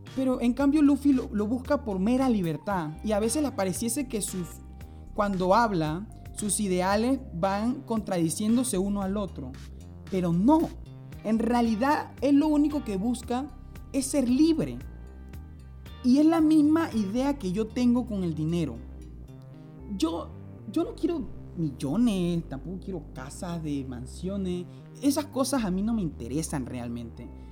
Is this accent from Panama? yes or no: yes; Panama